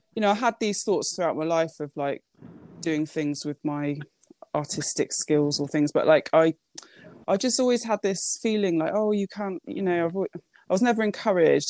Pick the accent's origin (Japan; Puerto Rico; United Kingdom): Japan; I was born in Japan